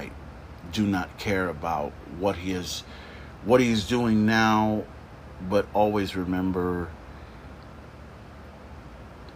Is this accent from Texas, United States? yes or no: yes; Corpus Christi, Texas, United States; I grew up in Nicholson. So we have that whole, you know, 78415 connection, the zip code